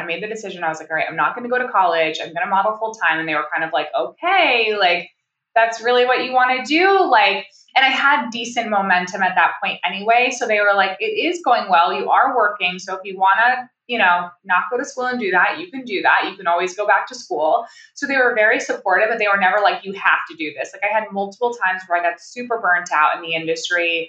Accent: upstate New York, United States; I'm from upstate New York

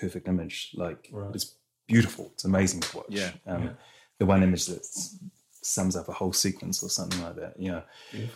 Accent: Rotorua, Bay of Plenty, New Zealand; I come from Rotorua, so I'm Te Arawa

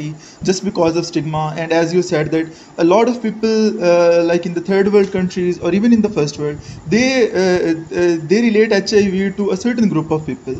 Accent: Pakistan; I am from Pakistan. I am 23

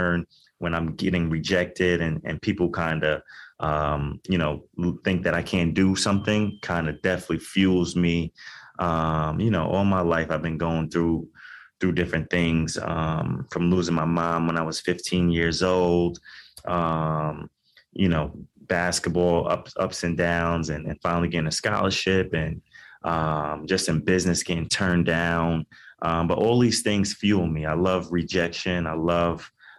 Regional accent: New York City, New York, United States; I grew up in Queens, New York, to a single mom

